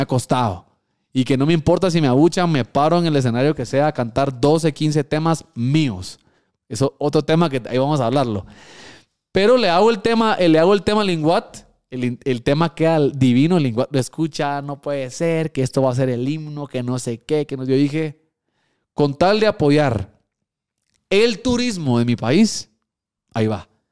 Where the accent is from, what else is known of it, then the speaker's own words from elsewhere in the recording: Guatemala; also born or lived in Mexico; Porque yo soy chapín. Punto, aquí nací, no puedo decir que soy de otro país.